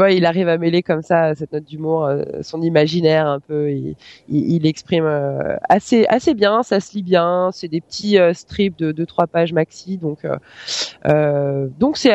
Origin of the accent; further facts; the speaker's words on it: near Savoie, Auvergne-Rhône-Alpes, France; J'ai grandi près de la Savoie